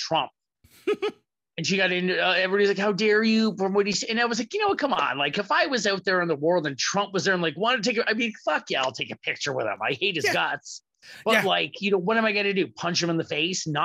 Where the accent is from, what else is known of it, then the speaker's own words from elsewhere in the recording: Canada; I'm Canadian.